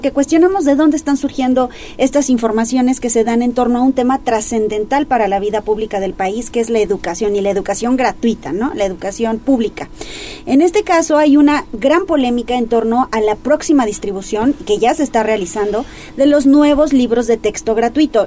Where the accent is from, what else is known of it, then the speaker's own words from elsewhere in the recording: Mexico; como mexicanos